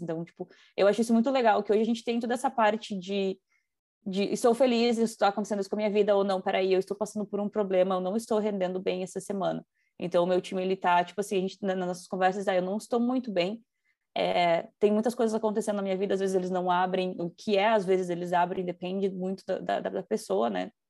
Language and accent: Portuguese; Rio Grande do Sul, Brazil; moved away as an adult; now in Toronto, Canada; eu sou acostumada com a cultura gaúcha, sou gaúcha